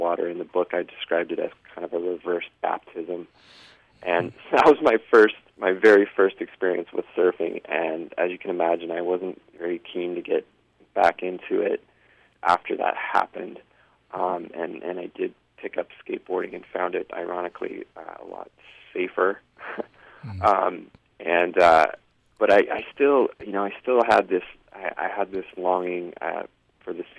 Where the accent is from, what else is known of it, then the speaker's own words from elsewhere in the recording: San Diego, California, United States; moved away as an adult; also born or lived in Denver, Colorado / New York City; I grew up in San Diego